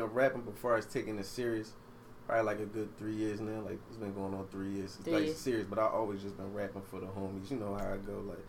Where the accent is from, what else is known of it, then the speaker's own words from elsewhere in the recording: Philadelphia, Pennsylvania, United States; I'm from Philly.